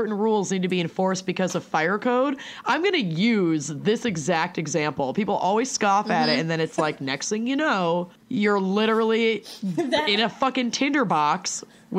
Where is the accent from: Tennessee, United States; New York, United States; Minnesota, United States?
Minnesota, United States; also born or lived in West Hartford, Connecticut; I moved here when I was, like, barely human.